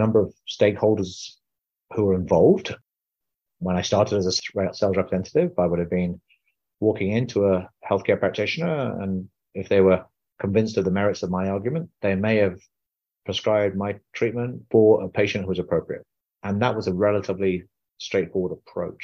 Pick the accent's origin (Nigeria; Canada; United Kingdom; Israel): United Kingdom; now in United States; I'm an Indian man born in the UK, living in America